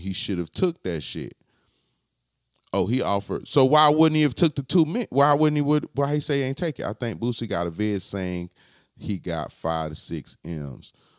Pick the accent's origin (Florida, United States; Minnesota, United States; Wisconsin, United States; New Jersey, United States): Florida, United States; I'm from Florida